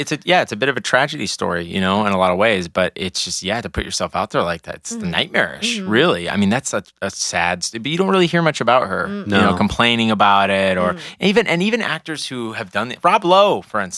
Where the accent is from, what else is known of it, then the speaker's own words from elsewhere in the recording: Texas, United States; I'm from Texas